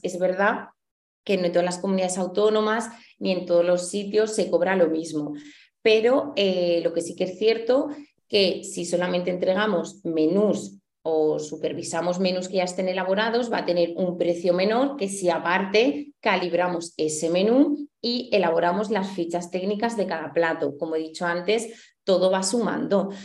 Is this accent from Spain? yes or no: yes; Huesca, Aragon, Spain; soy de Huesca